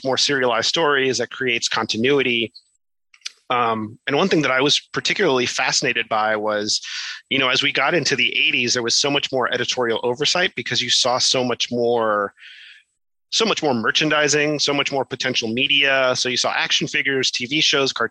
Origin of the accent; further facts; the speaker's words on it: Miami, Florida, United States; set in Miami, my hometown